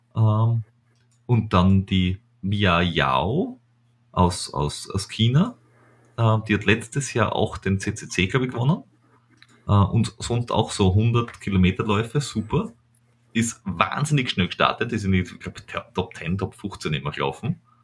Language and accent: German; Styria, Austria; ich als Steirer